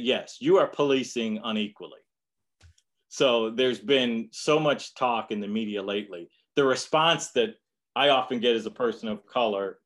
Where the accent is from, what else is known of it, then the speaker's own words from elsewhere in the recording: Detroit, Michigan, United States; growing up in Detroit